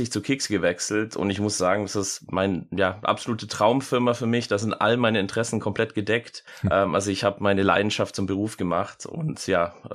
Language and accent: German; Germany; also born or lived in United States; Ich bin Amerikaner, bin aber größtenteils in Deutschland aufgewachsen, aber viel auch hin und her gezogen, aber die Jahre, wo ich in den USA gelebt habe, war ich tatsächlich eher Baseball-Fan